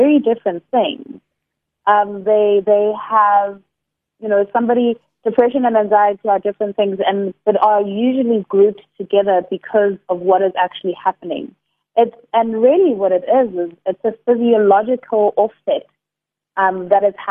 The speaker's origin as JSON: {"language": "English", "town": "Durban", "region": "KwaZulu-Natal", "country": "South Africa", "moved": "yes", "lives_now": "Cape Town, South Africa", "said": "I'm originally from Durban, currently based in Cape Town"}